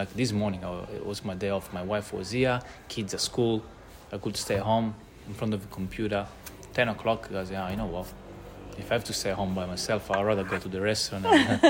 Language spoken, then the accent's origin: English; Catania, Sicily, Italy; now in Melbourne, Australia; I'm from Catania.